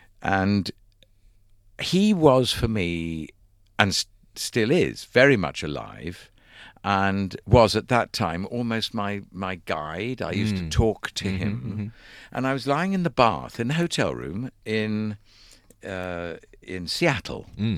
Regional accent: London, United Kingdom; Yes, because I was born in London.

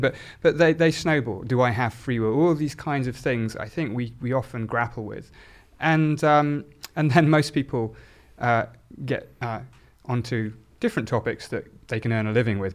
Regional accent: South Oxfordshire, South East England, United Kingdom; I grew up in a, in a very a-religious, um, environment in South Oxfordshire

